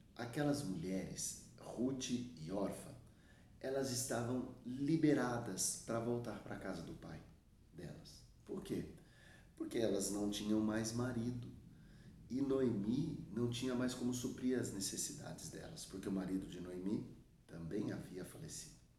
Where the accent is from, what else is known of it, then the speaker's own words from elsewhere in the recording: Suzano, São Paulo, Brazil; aqui na minha região, eu sou de Suzano, São Paulo, Brasil